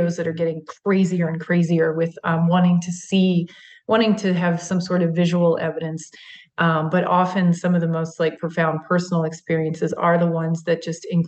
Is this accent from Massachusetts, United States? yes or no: no; Maryland, United States; that's my home state